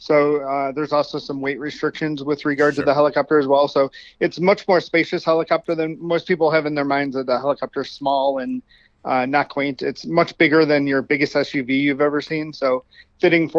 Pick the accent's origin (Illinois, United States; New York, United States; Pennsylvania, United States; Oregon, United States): Illinois, United States; Chicago; moved away as an adult; now in Las Vegas, United States; I grew up in Chicago, moved out here after college